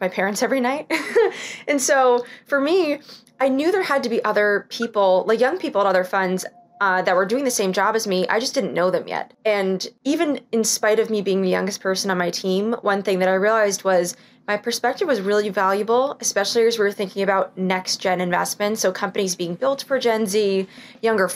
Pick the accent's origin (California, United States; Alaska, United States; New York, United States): New York, United States; I wanted to stay in New York. I'm from New York.